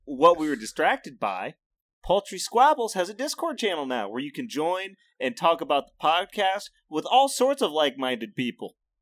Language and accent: English; Midwest, United States; As a Midwesterner